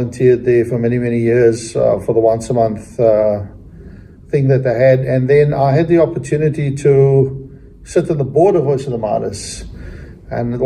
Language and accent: English; South Africa; moved away as an adult; now in Australia; I was born and raised in South Africa and immigrated to Australia